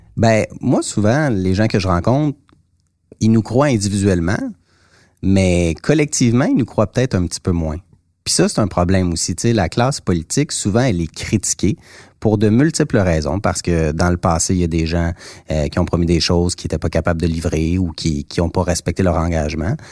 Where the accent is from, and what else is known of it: Mont-Saint-Hilaire, Quebec, Canada; born or raised there